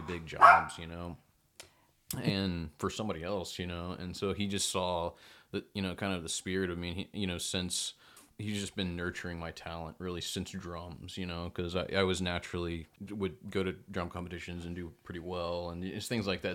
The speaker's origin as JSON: {"language": "English", "town": "Belton", "region": "Texas", "country": "United States", "tie": "born or raised there", "also_born_or_lived": "Temple, Texas", "moved": "yes", "said": "we grew up in Belton, Texas, fifteen thousand people."}